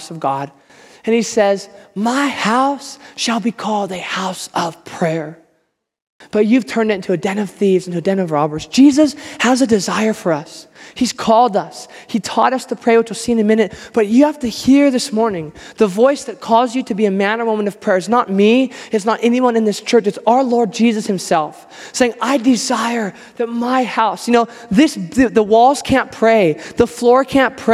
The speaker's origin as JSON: {"language": "English", "country": "United States", "said": "I'm American"}